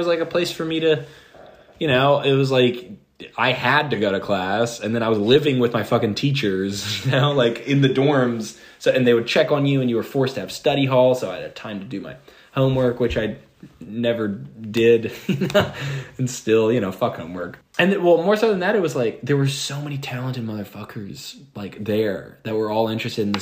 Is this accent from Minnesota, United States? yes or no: no; Atlanta, Georgia, United States; also born or lived in Sparta, Tennessee; born and raised in Atlanta. And that's like the majority of adolescence.